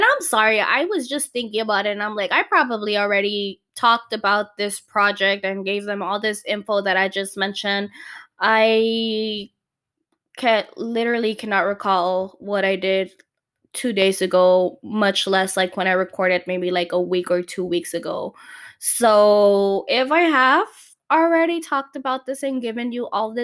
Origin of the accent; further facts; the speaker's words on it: Calexico, California, United States; It's a podcast local here to my hometown. I'm from Calexico